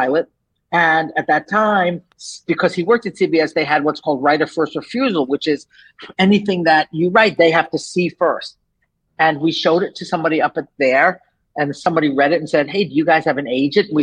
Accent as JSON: {"language": "English", "region": "New York", "country": "United States", "tie": "born or raised there", "also_born_or_lived": "Los Angeles", "moved": "as an adult", "said": "I'm from New York. So I grew up in New York"}